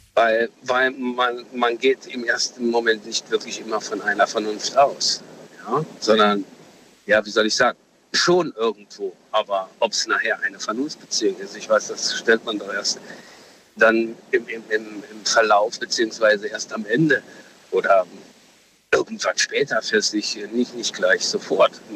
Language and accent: German; Saarland, Germany; Ich bin aus dem Saarland.